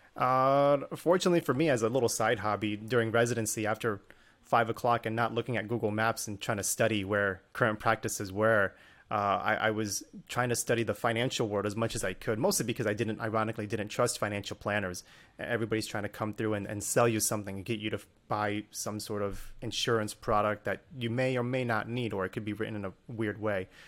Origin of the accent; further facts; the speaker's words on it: Northern Virginia, United States; I grew up in Northern Virginia